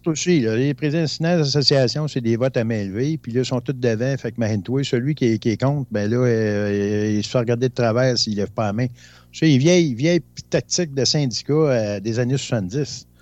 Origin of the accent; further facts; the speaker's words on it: Rouyn-Noranda, Quebec, Canada; je viens de Rouen-Noranda